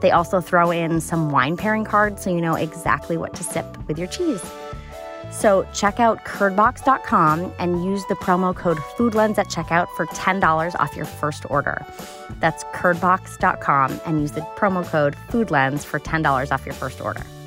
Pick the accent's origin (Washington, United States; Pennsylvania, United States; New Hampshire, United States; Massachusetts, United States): New Hampshire, United States; Hopkinton; I grew up in Hopkinton, so, like, just north of Concord.